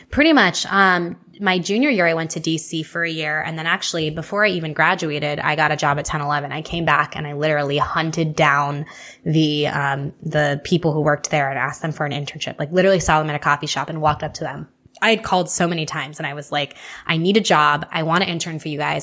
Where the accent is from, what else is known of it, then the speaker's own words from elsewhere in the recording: Houston, Texas, United States; moved away as an adult; also born or lived in Nebraska; I was born and raised in Houston, born and raised in Houston, eighteen years